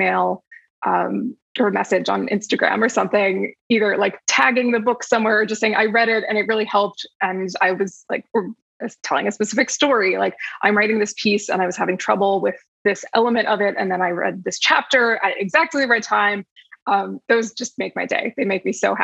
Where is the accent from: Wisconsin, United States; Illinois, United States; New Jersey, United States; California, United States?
New Jersey, United States; moved away as an adult; now in Los Angeles, United States; I grew up in New Jersey, but I've been in LA for, I think, going on 13 years now